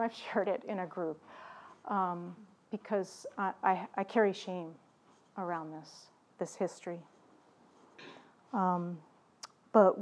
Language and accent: English; Baltimore, Maryland, United States; my own history growing up in Baltimore City